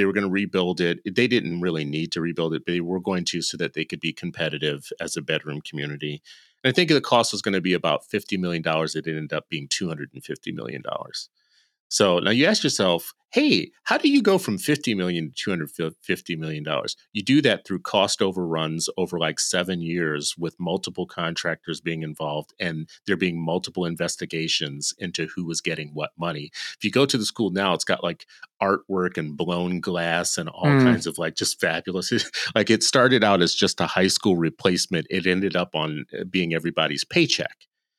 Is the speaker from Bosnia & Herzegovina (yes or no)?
no; California, United States; born there; It's my birthplace. It's like where I was born. There. Yeah. It's move like where I was born. Like I am from the People's Republic of California.